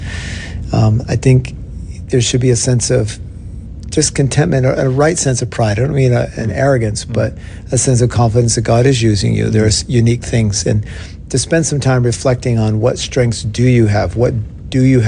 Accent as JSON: {"language": "English", "country": "Australia", "also_born_or_lived": "Brisbane, Australia", "moved": "yes", "lives_now": "Seattle, United States", "said": "I'm still an Australian citizen, and I got two passports"}